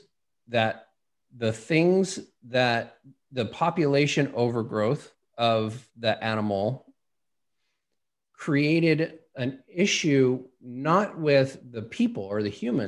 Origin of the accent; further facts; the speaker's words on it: Los Angeles, California, United States; I grew up in Los Angeles, not really a big hunting area